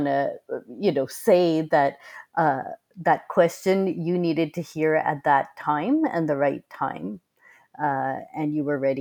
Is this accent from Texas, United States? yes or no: no; Boston, Massachusetts, United States; where we grew up in Boston, Massachusetts in the US